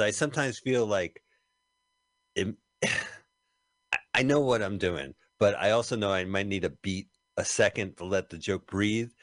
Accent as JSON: {"language": "English", "region": "East Coast", "country": "United States", "moved": "yes", "lives_now": "California, United States", "said": "We're kind of from the East Coast"}